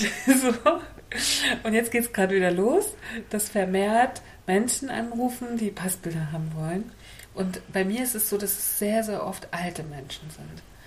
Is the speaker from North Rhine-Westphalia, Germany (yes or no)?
no; Mecklenburg-Vorpommern, Germany; ich so als Mecklenburgerin